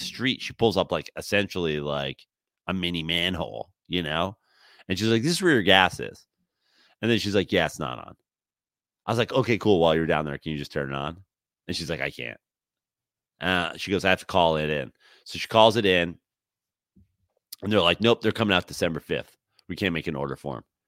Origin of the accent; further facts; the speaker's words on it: New York, United States; now in Southern California, United States; I'm from New York